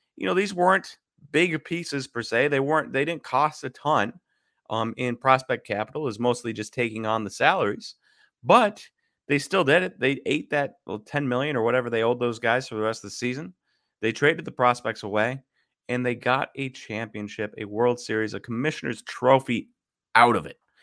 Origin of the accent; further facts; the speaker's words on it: Wisconsin, United States; I am from Wisconsin